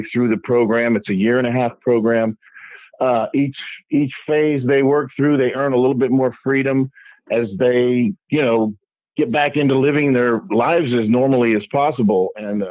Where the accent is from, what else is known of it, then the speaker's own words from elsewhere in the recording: Miami, Florida, United States; I grew up in South Florida